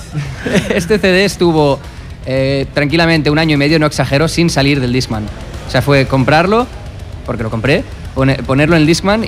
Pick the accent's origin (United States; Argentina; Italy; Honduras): United States; moved away; yo me crié en Estados Unidos, entonces lo que es el inglés lo llevo, lo llevo bien, lo hablo igual que el español y el catalán